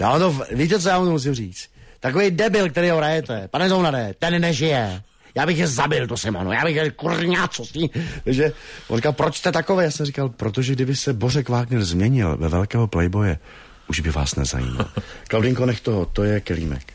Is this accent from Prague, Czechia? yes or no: no; Hradec Králové, Hradec Králové Region, Czechia; vyrůstal jsem vlastně v Osečnici v Orlických horách, v Hradci Králové, východočeský kraj